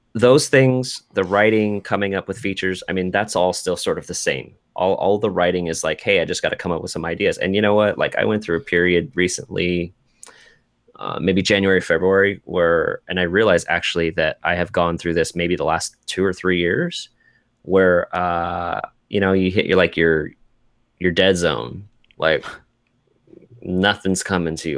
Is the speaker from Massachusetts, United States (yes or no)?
no; Seattle, Washington, United States; come to my hometown